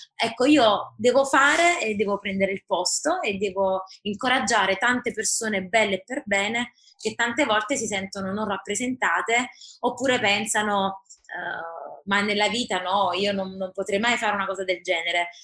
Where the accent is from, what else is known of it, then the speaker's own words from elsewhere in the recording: Naples, Campania, Italy; nata a Napoli, classe 87 ad aprile, quindi ho compiuto 34 anni e dopo, come spesso accade, formazione e vita anche all'estero, oggi vivo e lotto per la mia Napoli